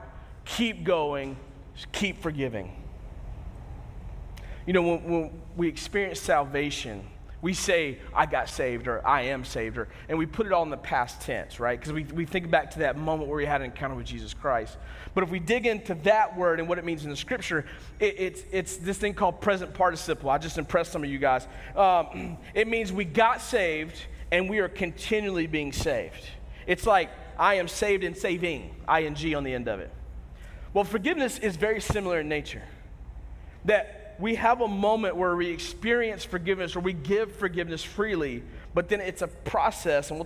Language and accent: English; United States; we as Americans